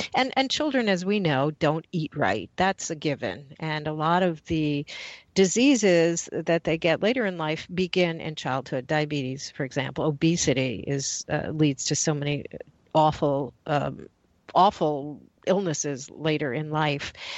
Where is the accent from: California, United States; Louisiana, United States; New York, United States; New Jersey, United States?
New York, United States; New York City; I grew up in Manhattan